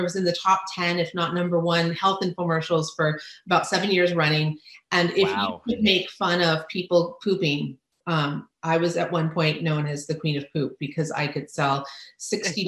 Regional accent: Ensenada, Baja California, Mexico; moved away; I grew up in Ensenada.

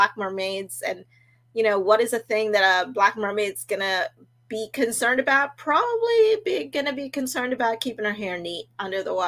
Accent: Trinidad & Tobago; growing up in Trinidad in the Caribbean

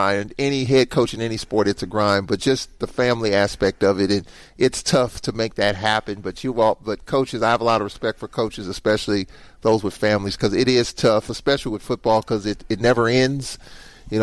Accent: St. Louis, Missouri, United States; moved away; I'm from St. Louis

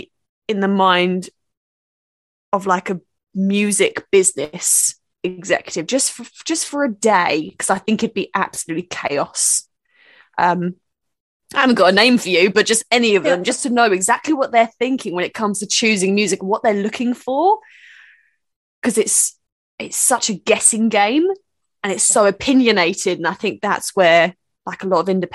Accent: United Kingdom; As a British person

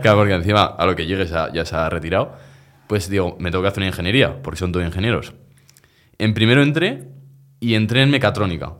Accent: Zaragoza, Aragon, Spain; Nací en Miralbueno, Zaragoza. Aquí yo soy yo toda la vida, del mismo barrio de Sergio

